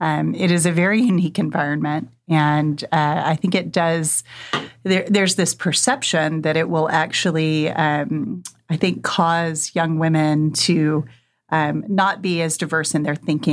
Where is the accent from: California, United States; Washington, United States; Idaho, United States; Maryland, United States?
Washington, United States; Wenatchee; I grew up in Wenatchee, Washington, as it happens.